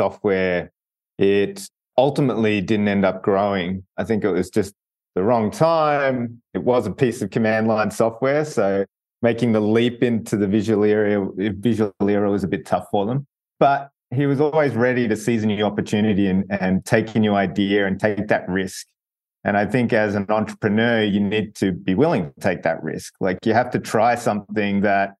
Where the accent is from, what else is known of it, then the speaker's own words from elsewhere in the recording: Melbourne, Victoria, Australia; I grew up in Melbourne, Australia, which is kind of down the very bottom of the globe.